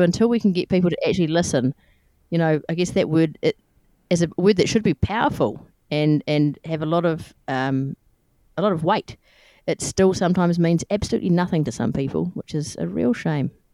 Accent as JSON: {"language": "English", "country": "New Zealand", "said": "I'm from New Zealand"}